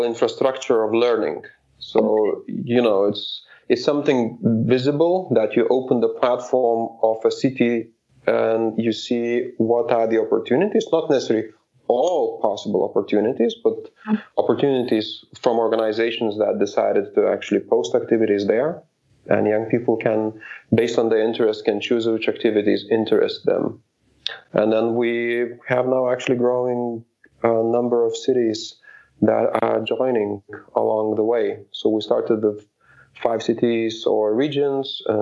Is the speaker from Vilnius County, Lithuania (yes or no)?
no; Kuršėnai, Šiauliai County, Lithuania; my hometown, Kuršėnai, where I'm from. It's northwest of Lithuania.